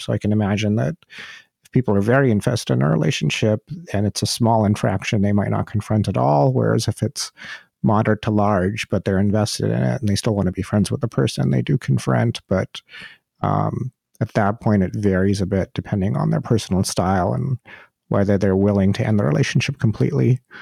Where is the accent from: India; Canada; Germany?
India; I'm from India